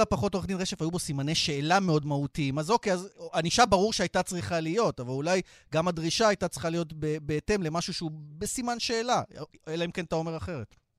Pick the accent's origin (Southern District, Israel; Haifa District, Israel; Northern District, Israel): Southern District, Israel; Beersheba; אני כבאר שבעי